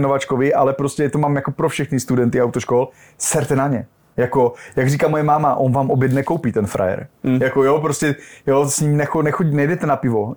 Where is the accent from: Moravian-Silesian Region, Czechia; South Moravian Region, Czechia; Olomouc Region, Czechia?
Moravian-Silesian Region, Czechia; Ostrava; now in Prague, Czech Republic; já jsem Ostrava